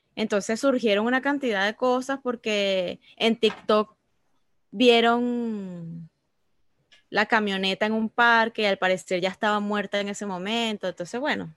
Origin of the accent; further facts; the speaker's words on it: Venezuela; now in United States; uno como, como venezolano que ve aquí